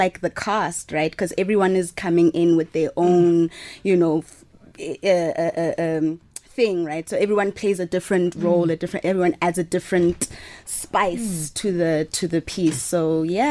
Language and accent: English; Mahikeng, North West, South Africa; I'm from Mahikeng.